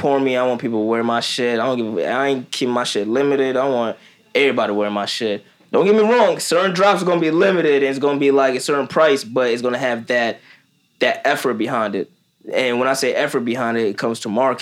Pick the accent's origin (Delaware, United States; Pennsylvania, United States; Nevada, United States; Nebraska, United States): Delaware, United States; also born or lived in Kenya; I'm from Delaware.